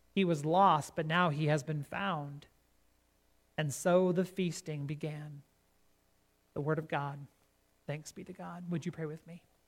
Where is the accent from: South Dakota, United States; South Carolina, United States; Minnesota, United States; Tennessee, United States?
South Dakota, United States; Gregory; about 20 miles west of Gregory, South Dakota, my hometown